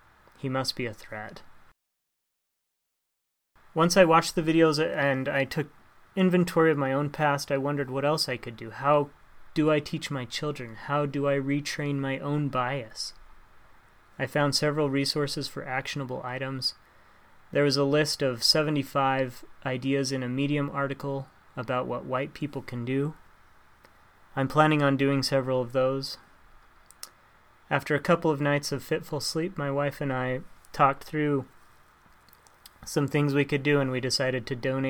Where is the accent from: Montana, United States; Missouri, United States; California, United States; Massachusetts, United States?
Montana, United States; also born or lived in Ohio; I grew up in Montana, and my family, they lived in Ohio for a while